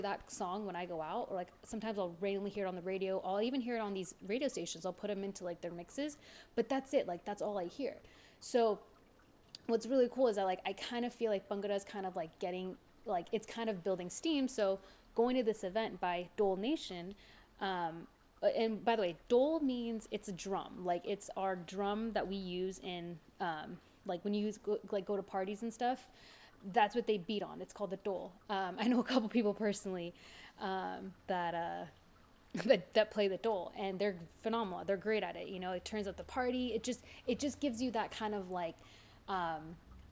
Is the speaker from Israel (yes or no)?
no; Los Angeles, California, United States; as a brown woman growing up, especially